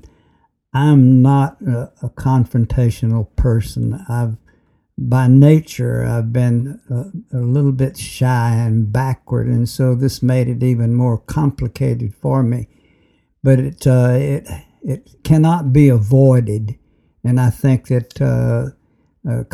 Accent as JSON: {"language": "English", "area": "near Birmingham", "region": "Alabama", "country": "United States", "tie": "born or raised there", "said": "I was born in near Birmingham, Alabama, in 1926."}